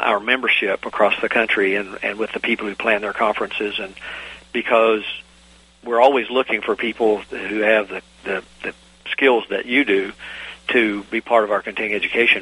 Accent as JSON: {"language": "English", "region": "Virginia", "country": "United States", "tie": "born or raised there", "said": "my home state of Virginia"}